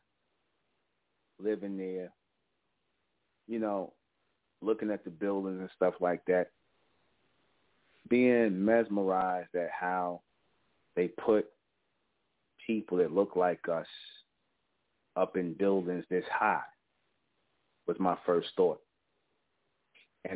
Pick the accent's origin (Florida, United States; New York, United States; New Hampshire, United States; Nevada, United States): New York, United States; New York City; I grew up in Brownsville, East New York, in the Van Dyke housing projects.